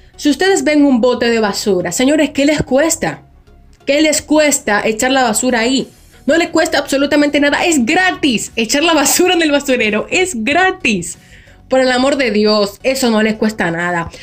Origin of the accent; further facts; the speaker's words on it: Dominican Republic; Aquí básicamente en mi país, que es República Dominicana